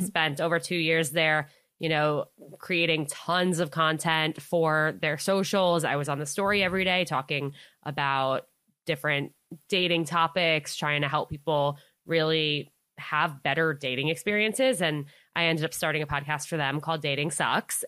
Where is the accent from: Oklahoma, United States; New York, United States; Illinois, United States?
New York, United States; Westchester; I grew up in Westchester, New York, so right outside of the city